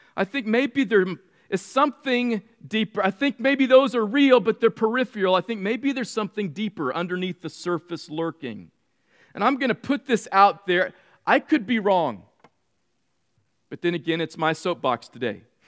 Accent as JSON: {"language": "English", "region": "California", "country": "United States", "tie": "born or raised there", "said": "Mean streets of red in California. It was a cow town."}